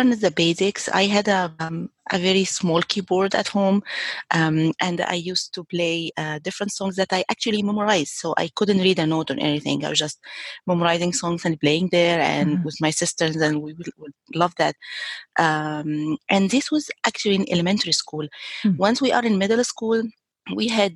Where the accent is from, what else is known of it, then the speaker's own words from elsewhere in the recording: Egypt; moved away; I grew up in Egypt